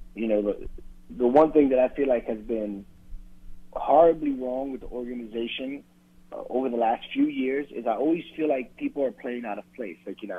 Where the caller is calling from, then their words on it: Washington, United States; from Washington.